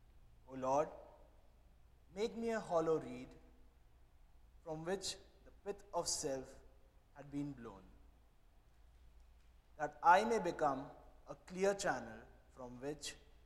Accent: India; And I'm from India.

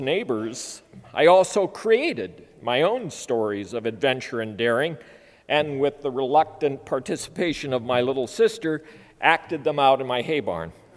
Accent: Minnesota, United States; As a child growing up on a farm in Minnesota

